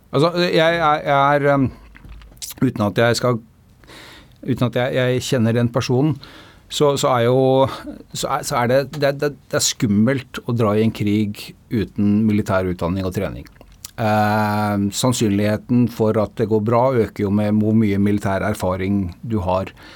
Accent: Norway; vi som nordmenn

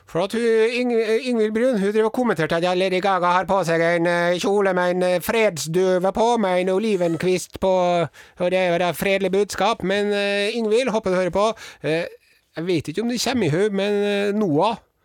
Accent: Southern Norway, Norway; oss søringene

